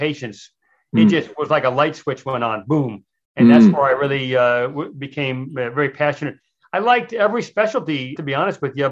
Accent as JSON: {"language": "English", "town": "Miami", "region": "Florida", "country": "United States", "tie": "born or raised there", "said": "I grew up in Miami, Florida, when Miami was a little bit of a different town than it is now"}